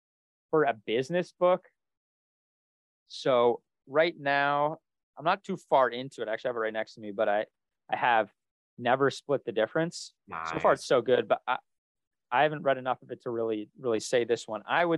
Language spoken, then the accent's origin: English; Northeast, United States; Since we're both from the Northeast and we both at least at one time or another have lived in Boston